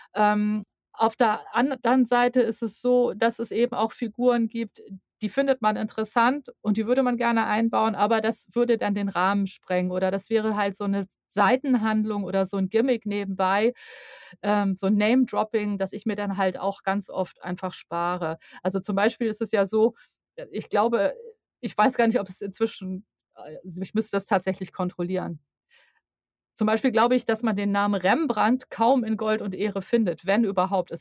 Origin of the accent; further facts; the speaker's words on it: Hamburg, Germany; moved away as an adult; now in Nordheide, Germany; meine Heimatstadt Hamburg